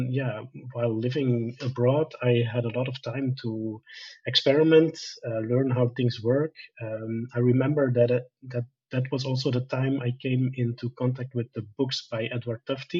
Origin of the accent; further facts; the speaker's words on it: Belgium; also born or lived in Bolivia; I worked as an engineer first in my home country of Belgium